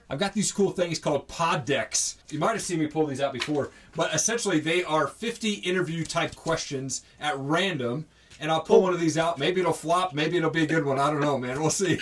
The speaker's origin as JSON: {"language": "English", "region": "Idaho", "country": "United States", "said": "I'm from Idaho"}